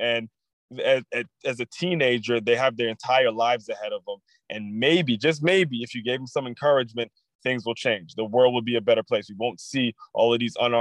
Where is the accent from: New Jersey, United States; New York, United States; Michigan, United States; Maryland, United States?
Maryland, United States; I'm from Maryland